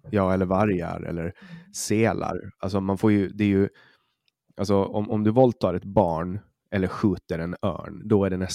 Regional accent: Åland, Finland; du hör, som ålänning så nej

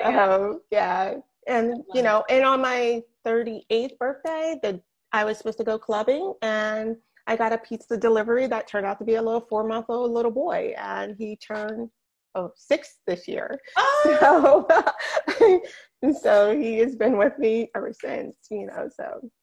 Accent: New Jersey, United States; moved away as an adult; now in West Palm Beach, United States; I am from New Jersey, born and bred New Jersey girl all the way

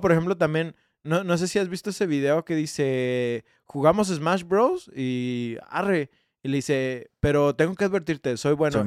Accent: Mexico; also born or lived in Guadalajara; como mexicano

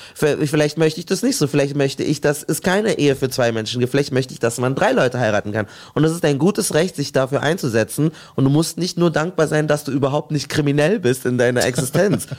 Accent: Munich, Bavaria, Germany; moved away; ich komme ursprünglich aus München und habe da meine Ausbildung gemacht

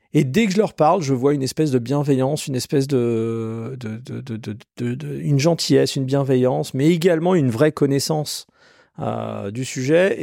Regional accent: Colmar, Grand Est, France; j'ai grandi en Alsace. Colmar

